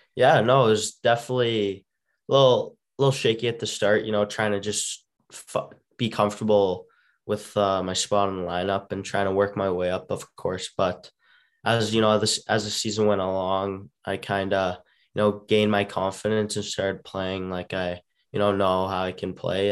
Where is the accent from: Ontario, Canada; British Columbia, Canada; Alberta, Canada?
Alberta, Canada; Calgary; growing up, uh, you know, of course, I lived in Calgary